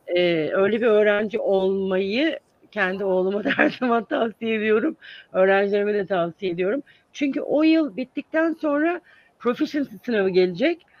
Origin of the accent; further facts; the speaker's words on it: İzmir, Turkey; moved away as an adult; also born or lived in Ankara, Turkey; now in United States; 1970 yılında İzmir'de doğdum ve orada büyüdüm.